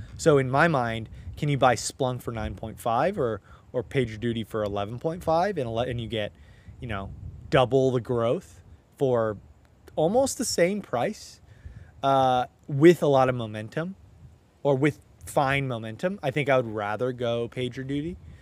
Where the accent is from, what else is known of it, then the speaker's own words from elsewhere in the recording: Southern California, United States; I'm from SoCal